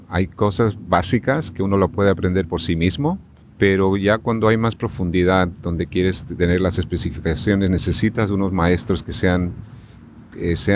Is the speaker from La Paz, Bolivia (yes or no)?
yes; La Paz, Bolivia; now in United States; yo soy de La Paz, Bolivia.